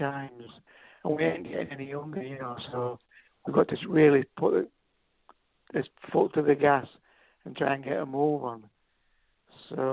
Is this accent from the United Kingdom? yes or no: yes; Yorkshire and the Humber, United Kingdom; I grew up between Sheffield and Doncaster in Yorkshire